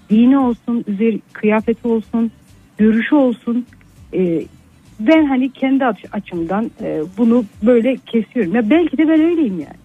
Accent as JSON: {"language": "Turkish", "town": "Kayseri", "region": "Kayseri Province", "country": "Turkey", "tie": "born or raised there", "also_born_or_lived": "Nevşehir", "said": "Kayseri'de yaşıyorum ben e, yani hep burada yaşadım."}